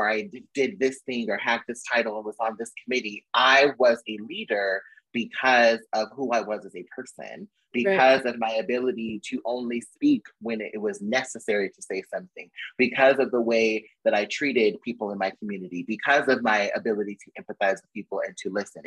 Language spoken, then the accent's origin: English; California, United States; moved away as an adult; also born or lived in Arizona; I'm from California, so I went back home and stayed with my mom